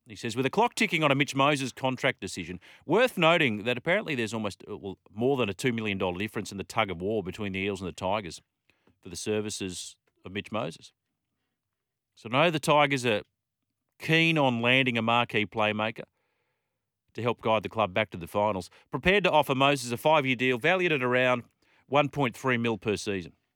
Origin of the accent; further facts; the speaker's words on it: Australia; an Aussie cricket fan